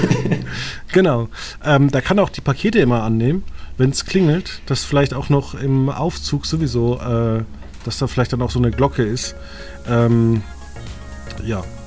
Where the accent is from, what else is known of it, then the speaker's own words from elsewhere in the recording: Germany; wir sind Deutsche